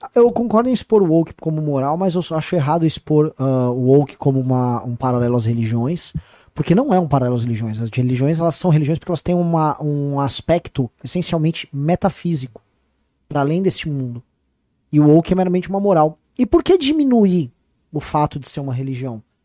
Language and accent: Portuguese; São Paulo, Brazil; eu sou paulista